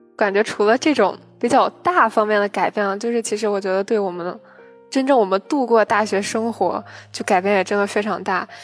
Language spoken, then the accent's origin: Chinese; Beijing, China; 虽然我是作为一个北京人，但其实北京好多景点儿